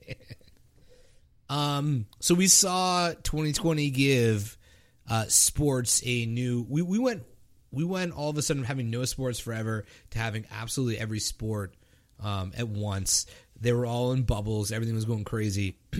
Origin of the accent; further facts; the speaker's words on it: Canada; I'm Canadian